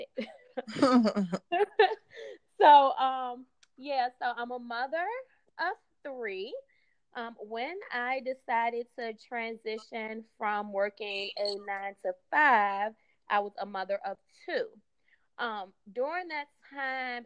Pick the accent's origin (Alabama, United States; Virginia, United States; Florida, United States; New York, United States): Virginia, United States; Richmond; born and raised in Richmond, Virginia